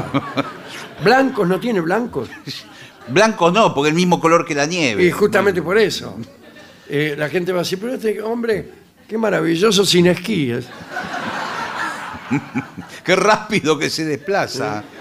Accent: General Pico, La Pampa, Argentina; yo me crié también, eh

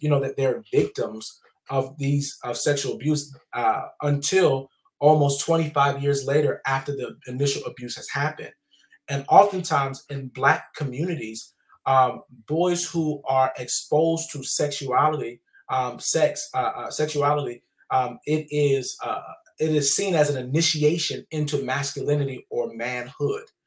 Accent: the South, United States; I grew up in the South

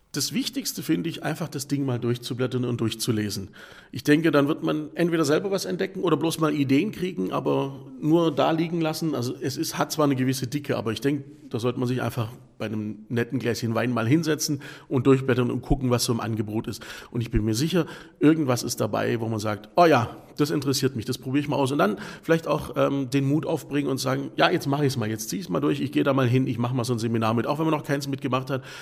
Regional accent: the Ländle, Baden-Württemberg, Germany; bei uns im Ländle

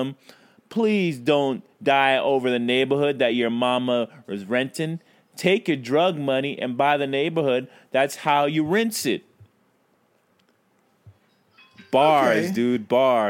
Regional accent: Brooklyn, New York, United States; I am from Brooklyn.

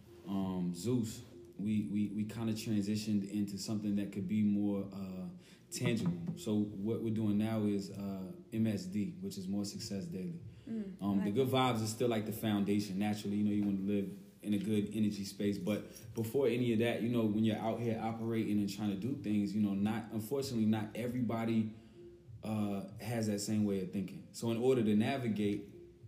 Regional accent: Raleigh-Durham area, North Carolina, United States; I'm a artist from the Raleigh-Durham area

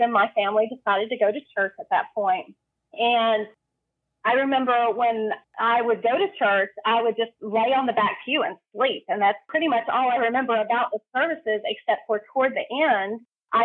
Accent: Western North Carolina, United States; I was born in North Carolina, and I have spent most of my life in Western North Carolina.

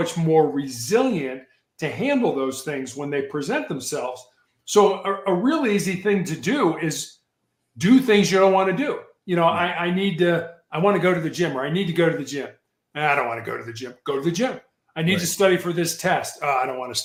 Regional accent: Chicago, Illinois, United States; moved away; When I was growing up in Chicago

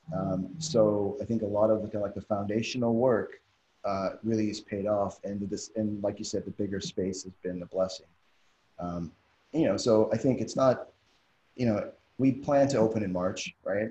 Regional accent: Canada; now in Doha, Qatar; I'm originally from Canada

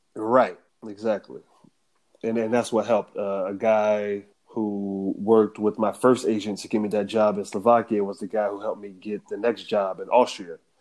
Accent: United States; moved away as an adult; as an American

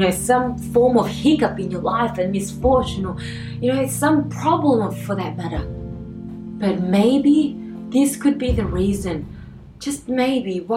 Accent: Australia; I always only thought of myself as being Australian.

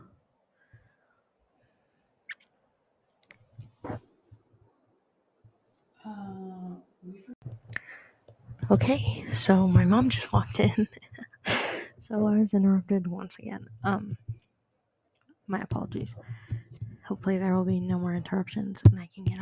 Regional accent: Southern California, United States; moved away; also born or lived in Denver, Colorado / Africa; after Africa, we moved to Southern California, where I lived for 8 years

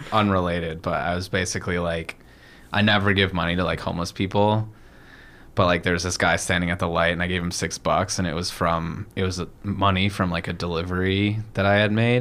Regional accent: United States; being American

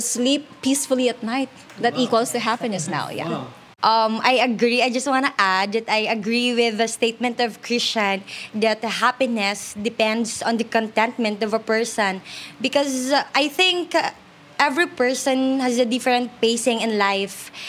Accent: Leganes, Western Visayas, Philippines; I'm from Leganes

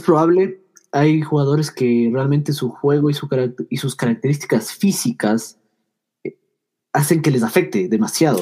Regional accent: Ecuador; aquí somos de Ecuador

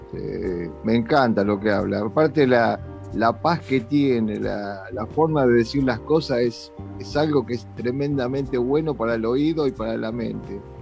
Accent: Argentina; Yo soy, por ejemplo, argentino y tengo doble ciudadanía, soy italiano también, por descendencia de mis padres

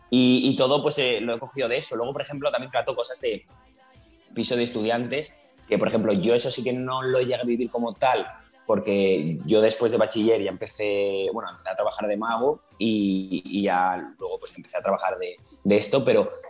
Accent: Valencian Community, Spain; que soy valenciano

